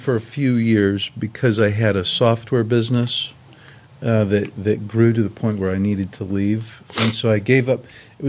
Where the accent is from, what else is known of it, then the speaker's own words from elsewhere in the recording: Kansas City, Missouri, United States; now in Arkansas, United States; I'm originally from Kansas City, Missouri.